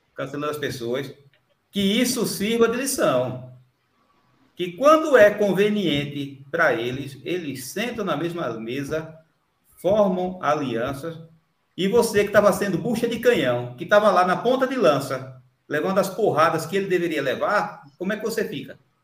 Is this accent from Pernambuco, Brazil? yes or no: yes; São Lourenço da Mata, Pernambuco, Brazil; Sou do São Lourenço da Mata, Paudalha é aqui, é, aqui próximo